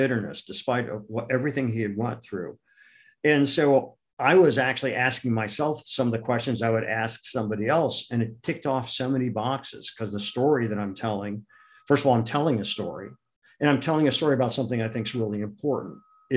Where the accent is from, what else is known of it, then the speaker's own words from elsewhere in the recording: Akron, Ohio, United States; moved away; also born or lived in New York City; I grew up in Akron, Ohio